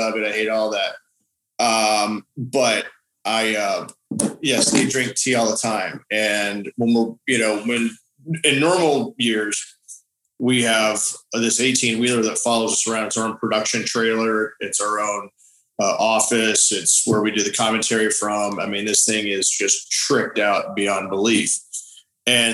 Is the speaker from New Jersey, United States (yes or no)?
no; Phoenix, Arizona, United States; moved away; also born or lived in El Paso, Texas; I was born in Phoenix